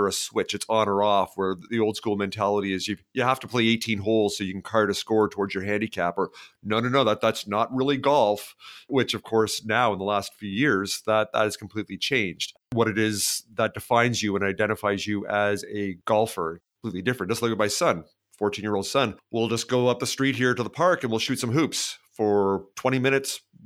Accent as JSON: {"language": "English", "country": "Canada", "also_born_or_lived": "British Columbia", "said": "myself being Canadian"}